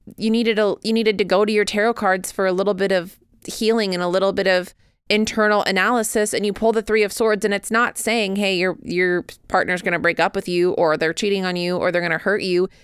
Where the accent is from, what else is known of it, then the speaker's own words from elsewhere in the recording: United States; I, however, am an American